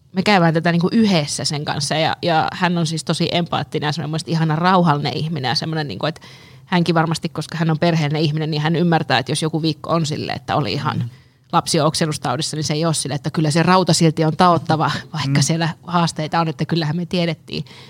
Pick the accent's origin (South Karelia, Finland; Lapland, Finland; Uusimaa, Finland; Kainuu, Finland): Lapland, Finland; now in Helsinki, Finland; mä oon Lapista kotoisin